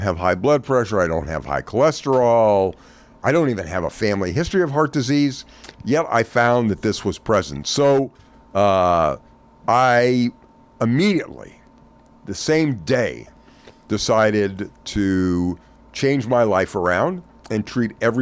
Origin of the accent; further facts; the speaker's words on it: the South, United States; I was raised in the South.